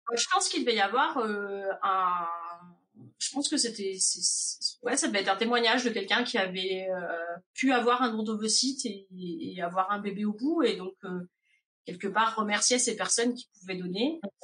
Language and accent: French; France; moved away as an adult; now in Indiana, United States; Je suis originaire de France.